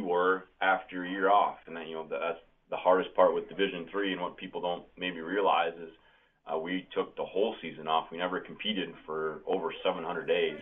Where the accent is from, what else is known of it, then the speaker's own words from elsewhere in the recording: Wisconsin, United States; When you're from the state and you're a cheesehead and you're born and raised on Brett Favre and the Green Bay Packers